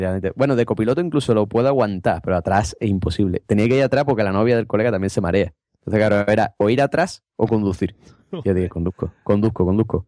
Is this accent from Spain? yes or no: yes; Cádiz, Andalusia, Spain